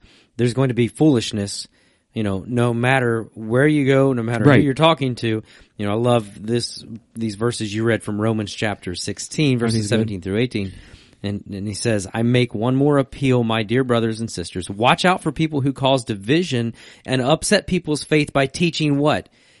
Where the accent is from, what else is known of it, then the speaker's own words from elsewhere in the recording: Virginia, United States; so I grew up in Virginia